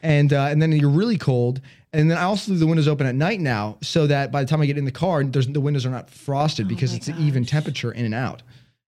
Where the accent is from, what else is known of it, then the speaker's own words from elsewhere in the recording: Chicago, Illinois, United States; now in Southern California, United States; I'm from Chicago.